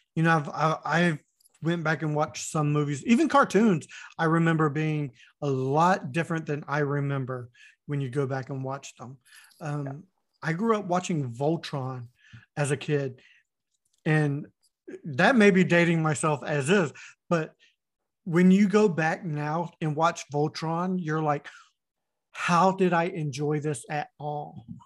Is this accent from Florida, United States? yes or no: yes; Winter Haven, Florida, United States; I grew up in Florida, and the town I was in, uh, Winter Haven, Florida